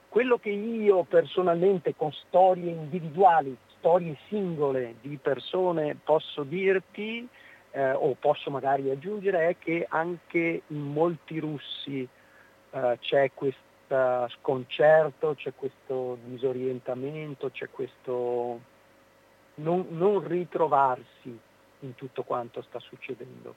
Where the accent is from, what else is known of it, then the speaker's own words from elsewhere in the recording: Veneto, Italy; nostro dialetto, al nostro territorio